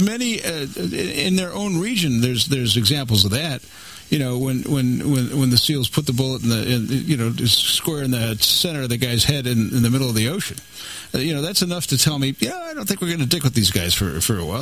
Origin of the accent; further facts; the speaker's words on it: Buffalo, New York, United States; I'm a disc jockey from Buffalo